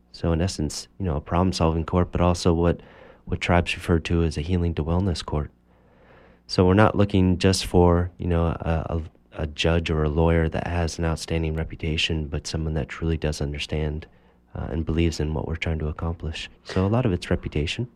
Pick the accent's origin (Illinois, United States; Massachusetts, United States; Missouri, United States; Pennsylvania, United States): Massachusetts, United States; Cambridge; I grew up in Cambridge, Massachusetts